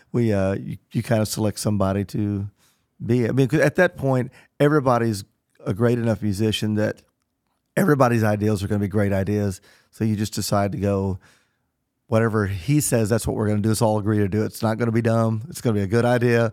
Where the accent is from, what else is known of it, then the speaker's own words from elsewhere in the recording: Southern Illinois, United States; moved away; also born or lived in Nashville; growing up in Southern Illinois